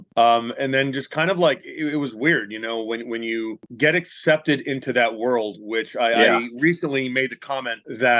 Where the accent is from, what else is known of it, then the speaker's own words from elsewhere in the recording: North Oxford, Massachusetts, United States; I grew up in North Oxford, which is a very small town south of Worcester